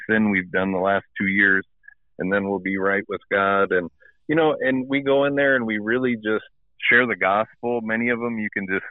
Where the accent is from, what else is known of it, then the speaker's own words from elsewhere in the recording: Michigan, United States; accent: Midwestern; now in Dallas, United States; I am from Michigan.